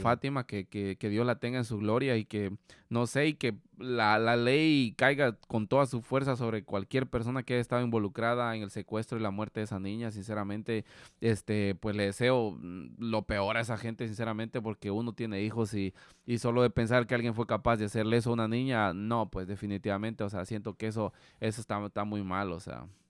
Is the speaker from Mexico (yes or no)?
no; Guatemala; moved away; nosotros como guatemaltecos